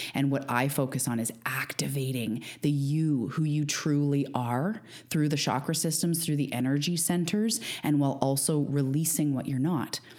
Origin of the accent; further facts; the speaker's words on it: Canada; also born or lived in Vancouver Island, British Columbia; I'm a Canadian living on Vancouver Island